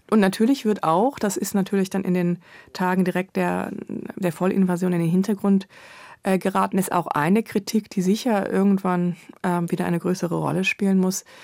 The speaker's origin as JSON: {"language": "German", "country": "Ukraine", "said": "wir als Kultur, als, als Nation, als Ukrainer und Ukrainerinnen tatsächlich vernichtet werden sollen"}